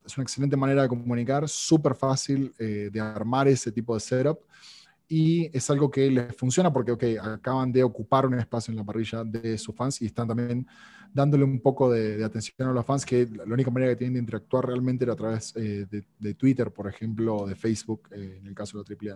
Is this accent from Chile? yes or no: no; Argentina; now in Mexico; sobre todo en Argentina, que es donde, donde yo nací, y aquí en México